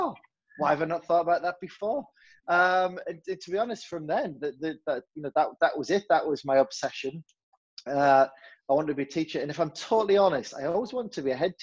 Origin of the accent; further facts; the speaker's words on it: Hartlepool, North East England, United Kingdom; moved away; also born or lived in Fleetwood; Hartlepool, where I'm from